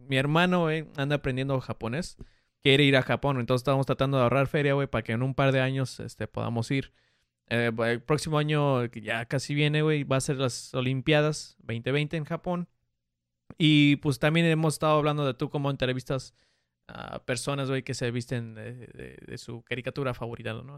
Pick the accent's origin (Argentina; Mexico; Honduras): Mexico; soy mexicano